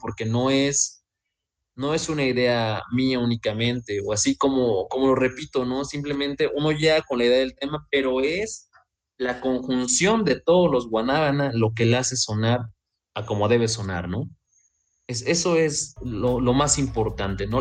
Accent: Veracruz, Mexico; yo soy de Veracruz

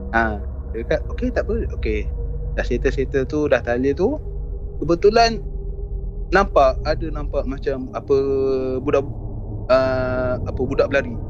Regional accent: Kuala Selangor, Selangor, Malaysia; kampung aku dekat Kuala Selangor

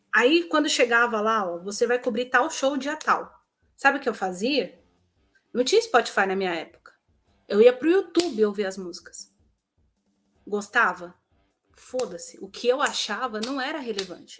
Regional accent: São Paulo, Brazil; moved away as an adult; eu sou de São Paulo

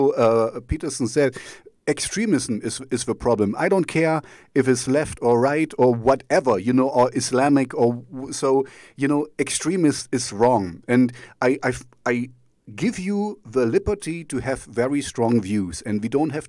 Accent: East Germany, Germany; English is a second language; now in Jena, Germany; I grew up in East Germany, so we didn't have much

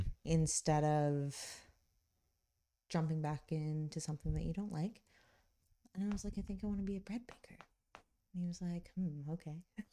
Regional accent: Kitchener, Ontario, Canada; but I grew up in Kitchener, so I've been here lots

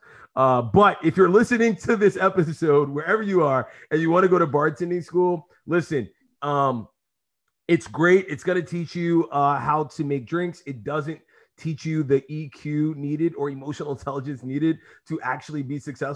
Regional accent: New York City, New York, United States; I grew up in East New York

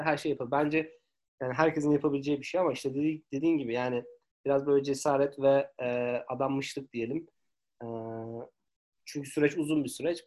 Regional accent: Turkey; moved away as an adult; also born or lived in Istanbul; now in Sydney, Australia; ben 2017 yılında e, ayrıldım Türkiye'den.

